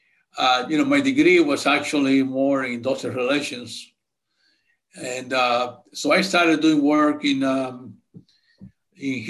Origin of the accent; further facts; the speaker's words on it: Santo Domingo, Distrito Nacional, Dominican Republic; moved away; I grew up in Santo Domingo, Dominican Republic.